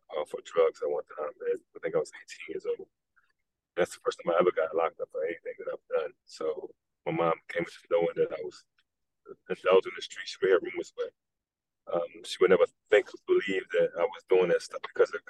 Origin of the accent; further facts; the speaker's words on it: Philadelphia, Pennsylvania, United States; also born or lived in North Carolina; moved to Philadelphia when I was probably six months, and we've been in Philadelphia ever since.